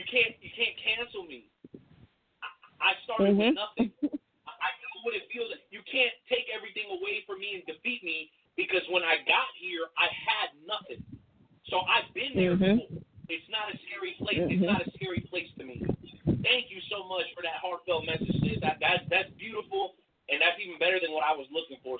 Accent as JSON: {"language": "English", "country": "Mexico", "tie": "born or raised there", "said": "I'm a Mexican cat. I was born in Mexico"}